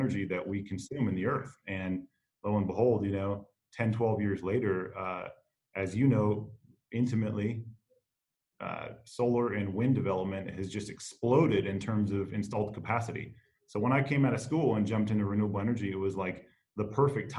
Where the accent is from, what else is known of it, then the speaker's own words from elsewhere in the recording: Phoenix, Arizona, United States; now in Kansas City, United States; born and raised in Phoenix, Arizona, a city of incredible urban sprawl